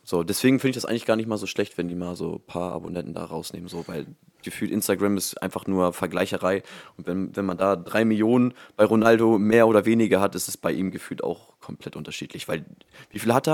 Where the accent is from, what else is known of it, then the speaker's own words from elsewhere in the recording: Germany; also born or lived in Hamburg; in Hamburg bin ich geboren, aber halt auch dann direkt ähm, jetzt hier, wo ich jetzt wohne, auch ähm, direkt dann auch groß geworden